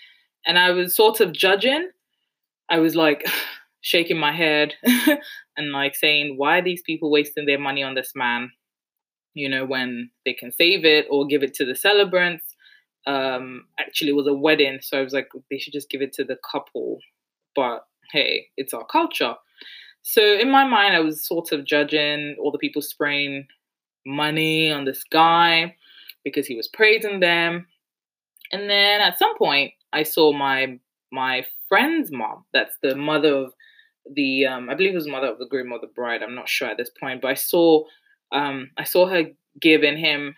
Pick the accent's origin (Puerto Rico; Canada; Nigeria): Nigeria; now in United Kingdom; We like to show off just because we're Nigerian, we're Yoruba. It's what we do.